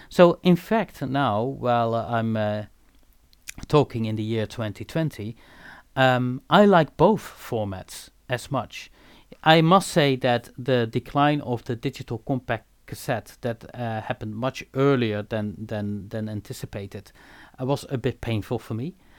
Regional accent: Eindhoven, North Brabant, Netherlands; I am born and raised in Eindhoven

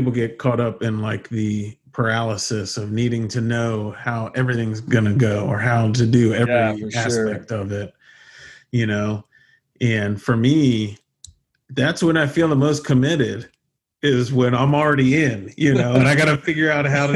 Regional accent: United States; being American

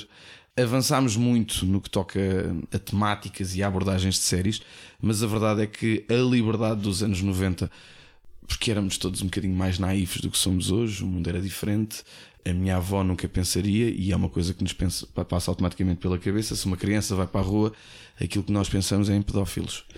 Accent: Portugal; Nós em Portugal

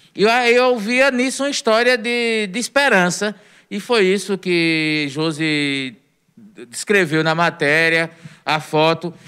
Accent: Northeast Region, Brazil; somos nordestinos

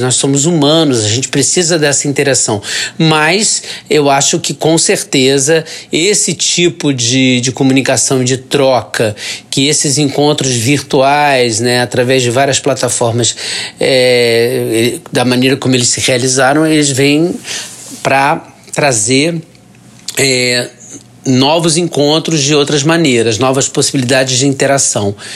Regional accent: Rio de Janeiro, Brazil; sou carioca, tenho 59 anos

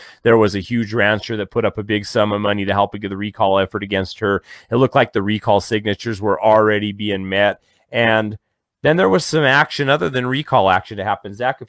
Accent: Colorado, United States; He actually hunts in my hometown all the time on guided hunts.

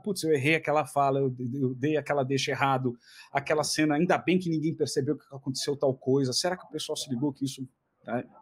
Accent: Ceará, Brazil; also born or lived in Fortaleza; now in São Paulo, Brazil; Eu sou cearense

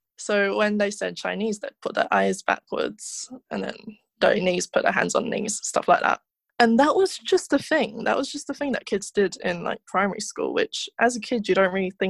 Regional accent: United Kingdom; as a kid, being British East Asian

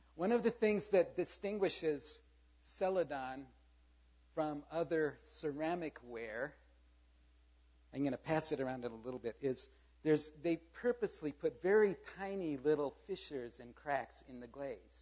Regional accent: South Korea; moved away; I grew up in Korea. I am very proud of my heritage. I was born there.

